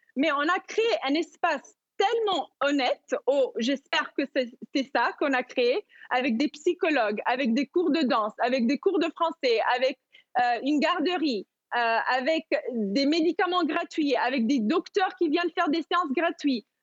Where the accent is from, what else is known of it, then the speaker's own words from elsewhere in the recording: Madagascar; j'ai grandi à Madagascar